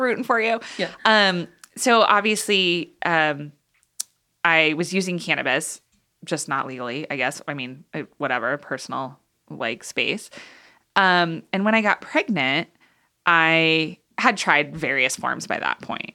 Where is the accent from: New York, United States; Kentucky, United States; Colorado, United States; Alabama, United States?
Colorado, United States; Boulder; moved away as an adult; also born or lived in Kansas; now in Boulder, United States; So, high school I was here in Boulder and then moved to Kansas okay. for college